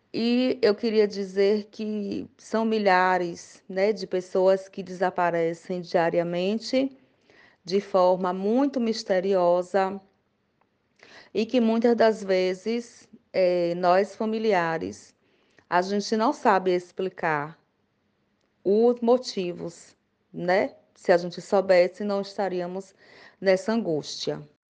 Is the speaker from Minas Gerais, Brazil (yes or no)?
no; Alagoinhas, Bahia, Brazil; Eu sou da cidade de Alagoinhas, Bahia, interior